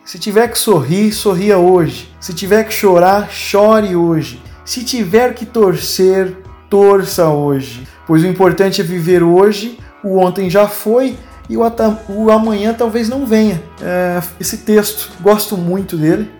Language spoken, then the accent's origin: Portuguese; Pontes Lacerda, Mato Grosso, Brazil; moved away as an adult; now in Franca, Brazil; vivi 12 anos maravilhosos da minha vida numa cidade chamada Pontes Lacerda